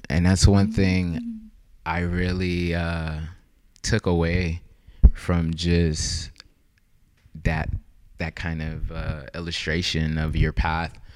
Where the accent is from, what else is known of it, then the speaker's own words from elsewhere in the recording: Haiti; I'm from Haiti.